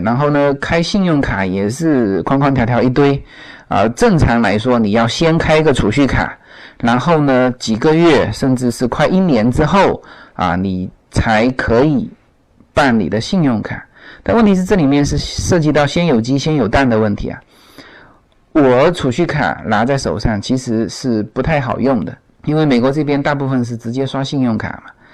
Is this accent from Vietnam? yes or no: no; China; now in United States; 对于我们中国人来说